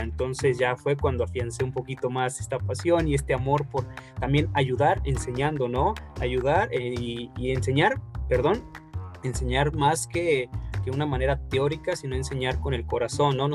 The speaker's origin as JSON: {"language": "Spanish", "town": "Guadalajara", "region": "Jalisco", "country": "Mexico", "tie": "born or raised there", "said": "nací aquí en Guadalajara"}